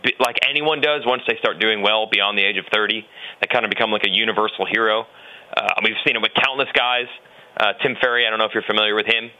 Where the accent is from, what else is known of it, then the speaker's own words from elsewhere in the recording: Florida, United States; moved away; I am currently in Daytona.